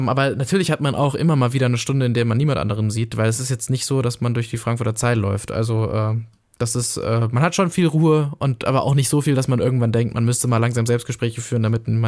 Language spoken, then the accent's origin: German; Austria; Ja, gut, ich bin ja halt Österreicher.